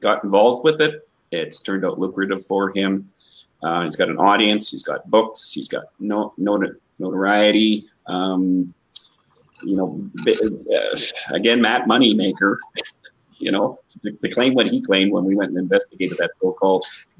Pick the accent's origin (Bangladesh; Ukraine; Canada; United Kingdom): Canada; Canadians, we always say A all